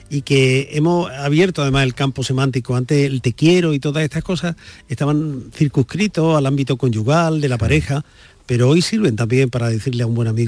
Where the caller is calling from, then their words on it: Huelva, Andalusia, Spain; Hola, buenas tardes. María la compañía, a todo el mundo, soy … de Huelva.